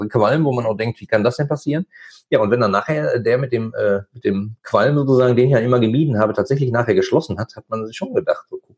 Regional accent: North Rhine-Westphalia, Germany; äh, ich komme aus dem Ruhrgebiet, da gab es halt die Buden oder die Bütchen.

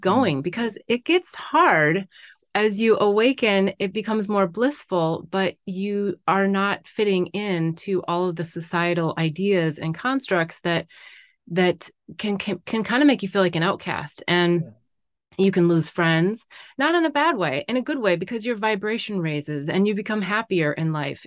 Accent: North Dakota, United States; moved away as an adult; now in California, United States; I grew up in North Dakota.

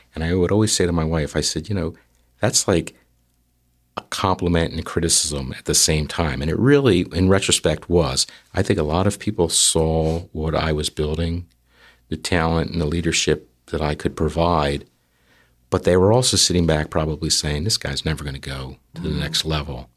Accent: New Jersey, United States; we're from South Jersey

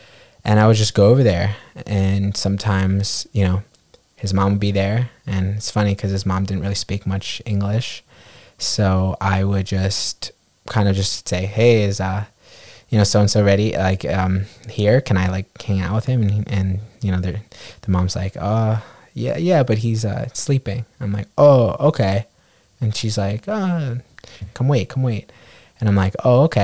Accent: New York City, New York, United States; growing up on the Upper West Side

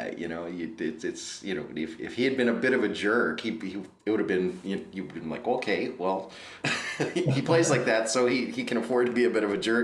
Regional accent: Prince William County, Virginia, United States; I grew up in Prince William County, Virginia, just south of the city

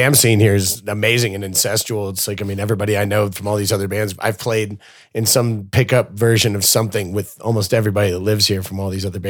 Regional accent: Newport, Rhode Island, United States; born there; So I was born in Newport, Rhode Island in 1978.

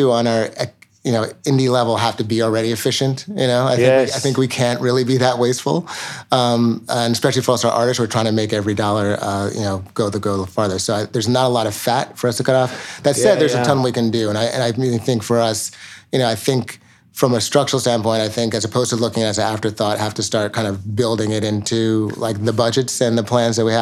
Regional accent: New York City, New York, United States; We grew up in the East Village.

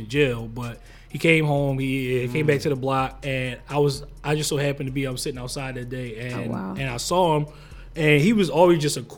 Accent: Philadelphia, Pennsylvania, United States; I'm from West Philly

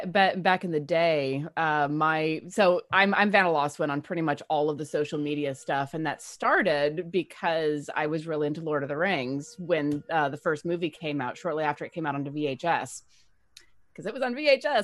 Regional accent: Alaska, United States; I'm blonde naturally from Alaska.

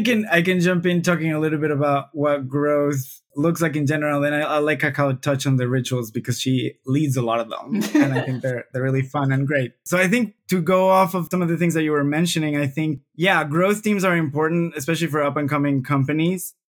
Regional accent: Venezuela; now in Brazil; I'm, I'm originally from Venezuela, although I've I've traveled a fair amount, uh, but I have chosen Brazil as my country

